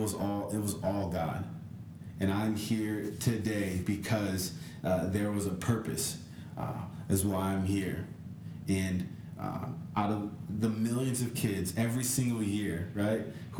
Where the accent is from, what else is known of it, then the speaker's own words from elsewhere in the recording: California, United States; I'm from California.